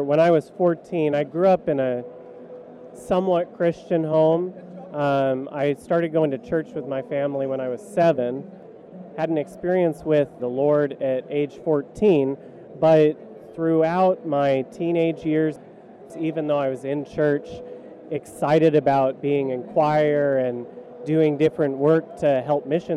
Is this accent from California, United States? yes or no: yes; California, United States; I grew up in California